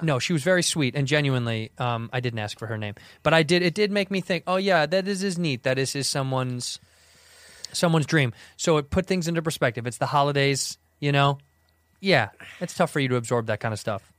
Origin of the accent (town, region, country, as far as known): Chicago, Illinois, United States; now in Los Angeles, United States